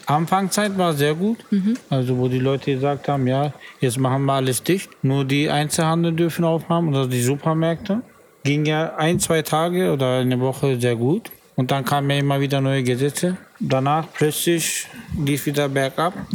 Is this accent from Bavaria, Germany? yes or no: no; Berlin, Germany; ich bin ja in Berlin geboren, in U-Bahn-Krankenhaus